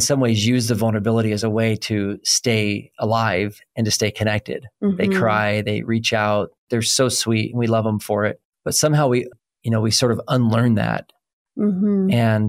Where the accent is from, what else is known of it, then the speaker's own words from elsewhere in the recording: Oklahoma, United States; I'm from Oklahoma, so I can translate just about any bungled word because they sound right to me